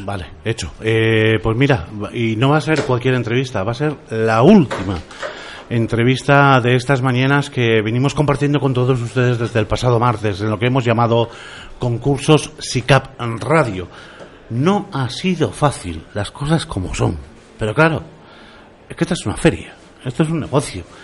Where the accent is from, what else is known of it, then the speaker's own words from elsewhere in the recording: Bilbao, Basque Country, Spain; soy de Bilbao